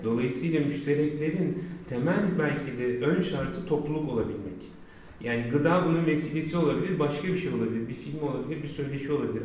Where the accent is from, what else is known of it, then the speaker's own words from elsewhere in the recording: Mersin, Turkey; 5. sınıfta Mersin'e geldim.